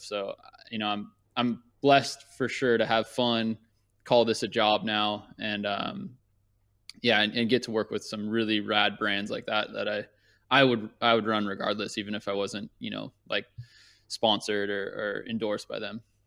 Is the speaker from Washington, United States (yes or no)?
no; Thousand Oaks, California, United States; also born or lived in Newport Beach, California / Orange County, California; I grew up in Thousand Oaks